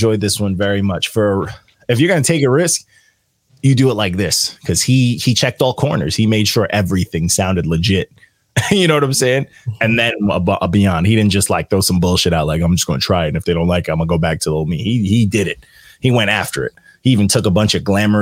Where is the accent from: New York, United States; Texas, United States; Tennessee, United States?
New York, United States; I'm from New York